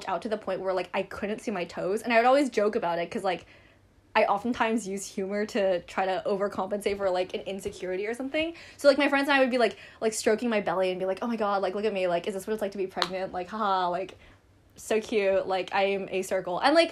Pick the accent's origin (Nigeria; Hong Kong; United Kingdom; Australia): Hong Kong; also born or lived in United States; I was born in the States and now I live in Hong Kong